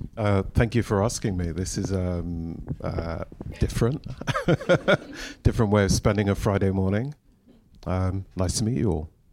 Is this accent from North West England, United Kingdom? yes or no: no; London, United Kingdom; we we grew up in Shepherd's Bush, which is only down the road